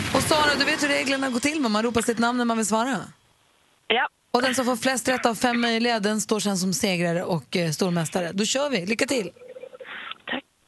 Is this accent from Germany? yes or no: no; Lund, Skåne, Sweden; Född och uppvuxen i Lund.